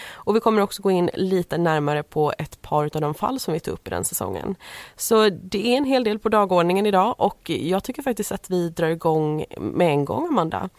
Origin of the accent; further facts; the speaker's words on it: Småland, Sweden; vi är födda i Småland och vi bodde i Småland vid tillfället. Vi gör det fortfarande